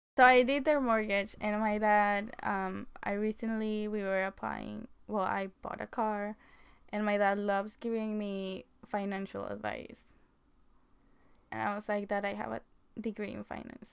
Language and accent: English; Mexico; moved away as an adult; now in United States; I was born in Mexico and I came to America in 2013 after graduating high school